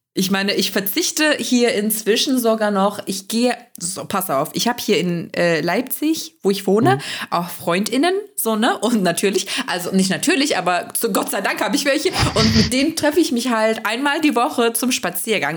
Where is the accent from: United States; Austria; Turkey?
Turkey; moved away as an adult; now in Germany; ich bin ja in der Türkei aufgewachsen und war 23 Jahre alt, als ich nach Deutschland gezogen bin